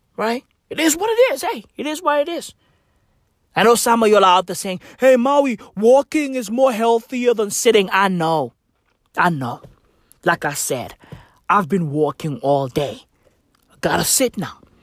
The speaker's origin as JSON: {"language": "English", "country": "South Africa", "said": "I'm African. Okay? I'm recording this shit on African soil, South Africa, to be exact"}